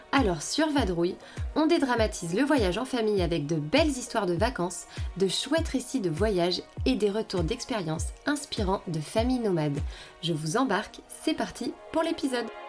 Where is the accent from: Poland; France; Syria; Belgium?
France; Lyon, Auvergne-Rhône-Alpes; j'ai grandi à Lyon